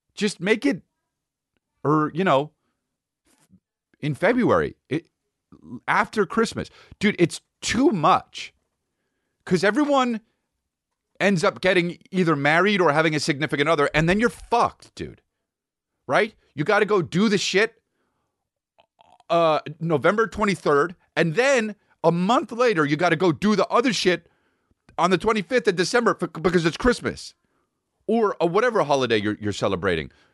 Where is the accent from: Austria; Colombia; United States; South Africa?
United States; I'm American